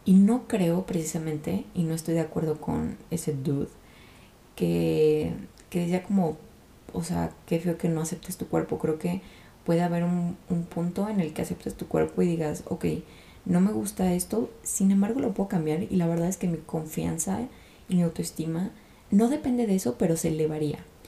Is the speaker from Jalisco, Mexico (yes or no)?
yes; Guadalajara, Jalisco, Mexico; Yo soy de Guadalajara, México